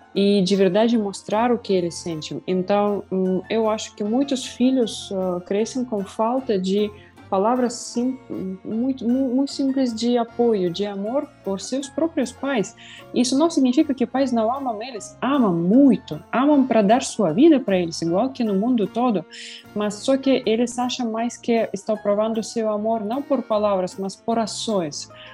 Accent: Russia; Portuguese is a second language; moved away; eu tenho muitos amigos ainda assim na minha cidade natal

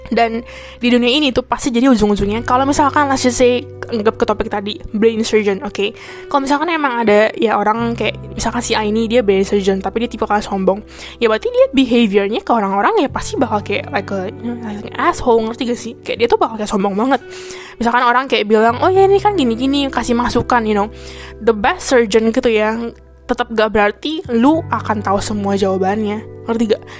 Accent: Indonesia; now in Taiwan; kita sebagai orang Indo

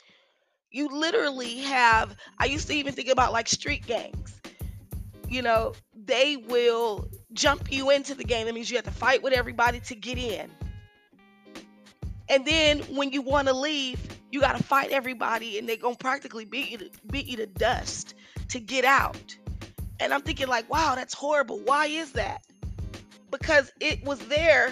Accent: Richmond, California, United States; I grew up in Richmond, California

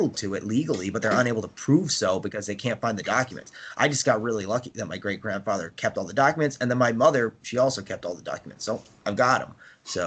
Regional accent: New York, United States; I was born in New York, you know, I'm American

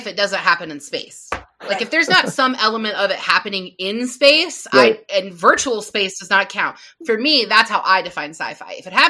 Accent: Mansfield, Ohio, United States; he was born and raised in the town next to where I grew up in Ashland, Ohio. And Mansfield, Ohio is like right here. We're like beside each other.

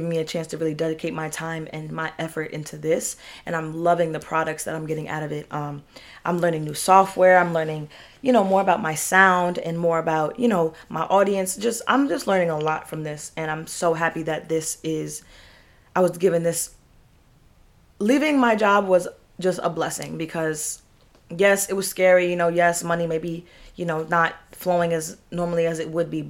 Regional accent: New York, United States; we're from New York, so I'm trained to be hard

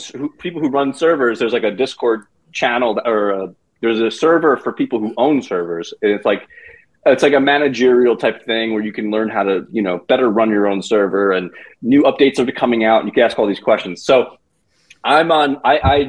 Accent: East Coast, United States; I'm from the East Coast

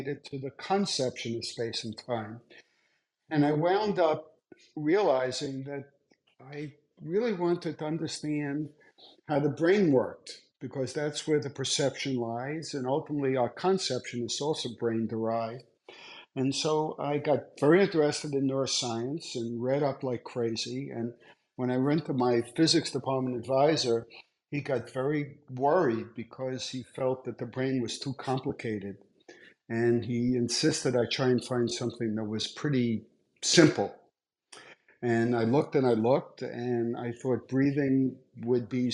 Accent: New York City, New York, United States; I grew up in Brooklyn

